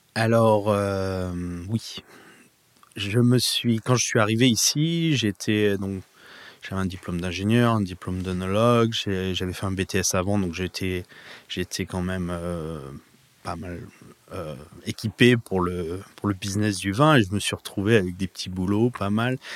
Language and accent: French; Provence-Alpes-Côte d'Azur, France; moved away as an adult; now in Napa Valley, United States; J'ai grandi en Provence